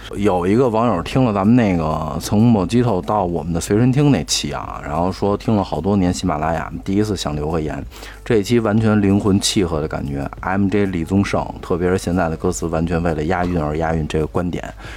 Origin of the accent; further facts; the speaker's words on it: Beijing, China; 我们家乡